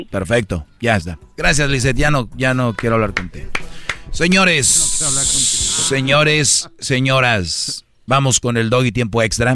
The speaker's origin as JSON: {"language": "Spanish", "town": "Monterrey", "region": "Nuevo León", "country": "Mexico", "moved": "yes", "said": "yo soy de Monterrey"}